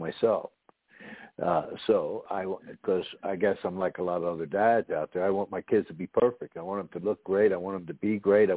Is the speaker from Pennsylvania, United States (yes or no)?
yes; Philadelphia, Pennsylvania, United States; now in Texas, United States; coming from the Northeast myself, I come from Philadelphia originally.